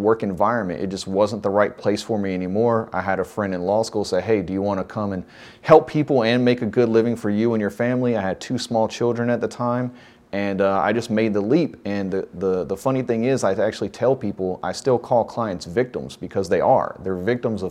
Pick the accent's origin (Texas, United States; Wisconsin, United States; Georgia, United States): Georgia, United States; Forest Park; also born or lived in Lovejoy, Georgia / Jonesboro, Georgia; Born and raised in Clayton County.